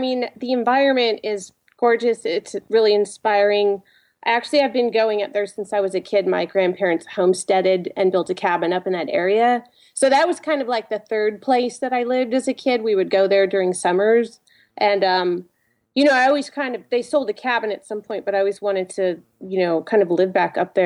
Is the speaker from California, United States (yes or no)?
yes; Los Angeles, California, United States; also born or lived in Huntington Beach, Orange County / Davis, California; I was born and raised in Los Angeles and Orange County a little bit, Huntington Beach, behind the Orange Curtain